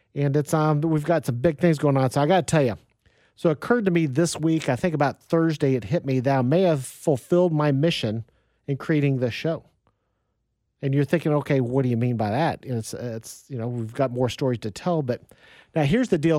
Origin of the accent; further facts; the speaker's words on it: Wichita, Kansas, United States; moved away; I grew up in Wichita, Kansas